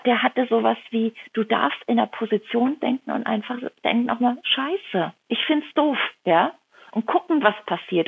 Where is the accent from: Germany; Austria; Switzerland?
Germany; Rhineland-Palatinate; also born or lived in Kuhardt; now in Hamburg, Germany; in die Pfalz komme, in meine Heimat, in die Dörfer, wo meine Großeltern leben, wo meine Mama lebt